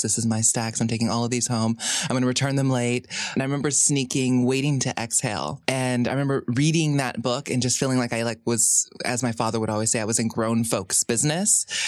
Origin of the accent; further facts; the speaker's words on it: Hawaii, United States; growing up in Hawaii